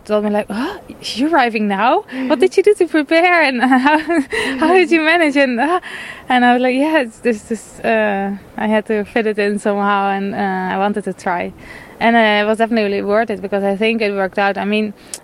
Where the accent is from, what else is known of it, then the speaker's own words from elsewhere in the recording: Netherlands; moved away; I'm from Holland. I live below sea level for a long time